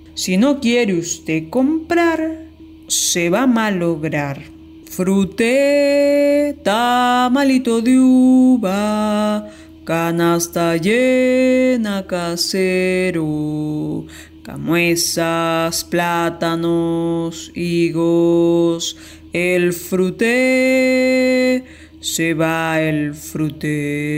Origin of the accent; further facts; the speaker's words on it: Lima, Peru; soy de Lima, Perú